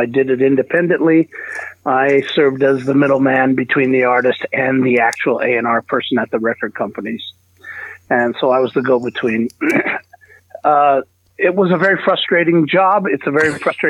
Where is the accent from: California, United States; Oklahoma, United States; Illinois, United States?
California, United States; San Diego; I grew up in, born and raised in Southern California, San Diego to be specific